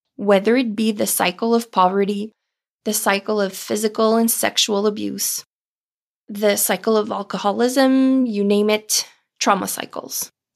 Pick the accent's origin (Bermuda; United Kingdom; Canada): Canada; Ontario; first language French; English is a second language; my first language is French. And even though I was born and raised in Ontario, Canada, myself and my whole family speak French